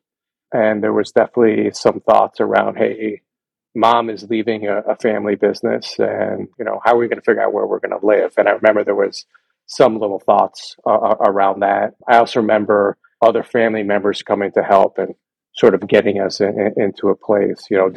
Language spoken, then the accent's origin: English; Miami, Florida, United States; I grew up in Miami, Florida